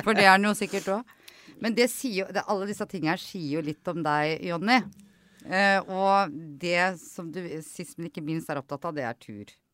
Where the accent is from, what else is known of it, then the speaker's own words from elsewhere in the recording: Kodal, Vestfold, Norway; jeg er fra Koddal, og det var ski hele tida